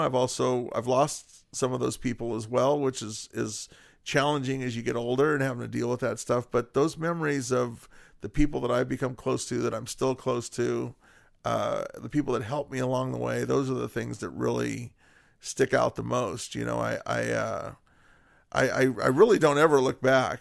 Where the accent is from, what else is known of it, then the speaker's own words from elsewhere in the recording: Whittier, California, United States; born and raised in Whittier